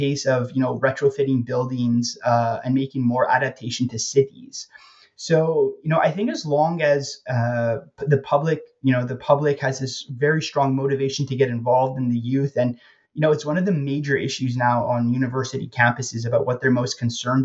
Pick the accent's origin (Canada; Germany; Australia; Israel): Canada; moved away as an adult; now in Bratislava, Slovakia; back to being Canadian